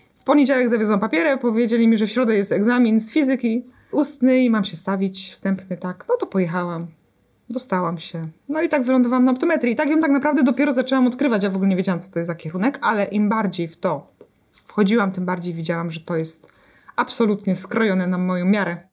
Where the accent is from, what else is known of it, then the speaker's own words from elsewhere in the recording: Jarocin, Greater Poland, Poland; w mojej miejscowości, w której e, się urodziłam, dorastałam, czyli w Jarocinie